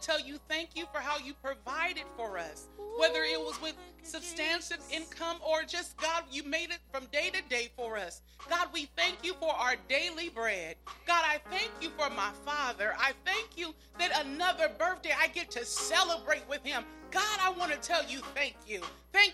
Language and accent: English; Pomona, California, United States; When we lived in Pomona